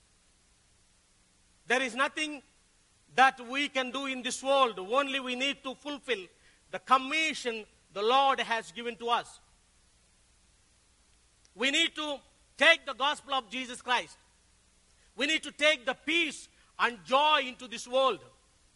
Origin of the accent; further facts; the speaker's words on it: Tenali, Andhra Pradesh, India; I came from South India, a place called Tenali, which is near to Hyderabad.